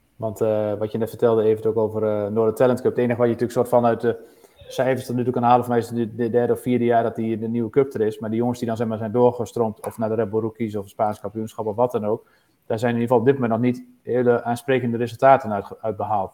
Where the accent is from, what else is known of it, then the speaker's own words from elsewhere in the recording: Netherlands; wij als Nederlanders